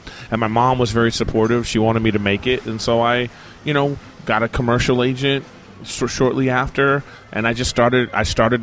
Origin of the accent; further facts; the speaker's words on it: Los Angeles, California, United States; I'm from